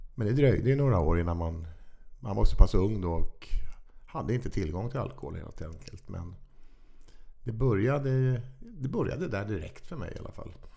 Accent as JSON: {"language": "Swedish", "town": "Stockholm", "region": "Stockholm County", "country": "Sweden", "tie": "born or raised there", "also_born_or_lived": "Vaxholm / Farsta", "said": "Stockholms södra förorter"}